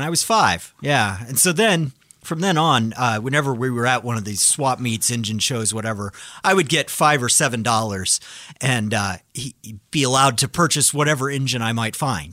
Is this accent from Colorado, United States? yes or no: yes; Colorado, United States; I grew up in Colorado. I grew up in the mountains, and it snowed a lot there.